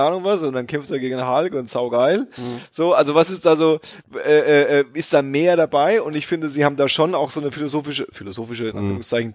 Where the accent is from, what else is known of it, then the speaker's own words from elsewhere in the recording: Berlin, Germany; als Berliner